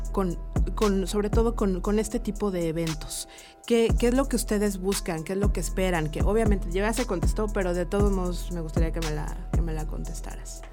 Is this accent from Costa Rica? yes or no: no; Mexico; como buena mexicana